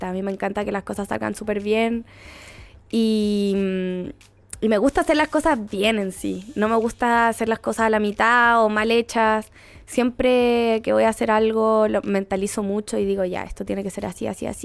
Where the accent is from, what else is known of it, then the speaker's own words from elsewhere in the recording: Talagante, Santiago Metropolitan Region, Chile; soy de Talagante.